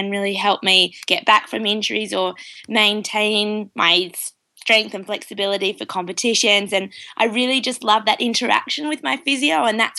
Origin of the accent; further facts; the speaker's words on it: Australia; now in New Zealand; I'm calling from New Zealand, but I'm Australian. So I have a bit of an interesting mix of an accent.